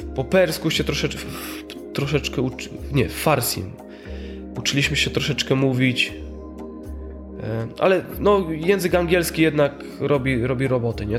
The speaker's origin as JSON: {"language": "Polish", "country": "Poland", "said": "z Polski, nie, nie, nie z Syrii"}